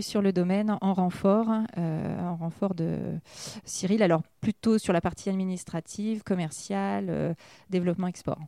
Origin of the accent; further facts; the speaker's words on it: Reims, Grand Est, France; also born or lived in Lyon; now in Talus-Saint-Prix, France; je suis, je suis née à Reims